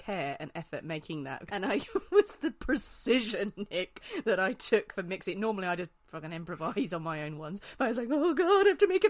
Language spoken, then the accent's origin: English; Northern Ireland, United Kingdom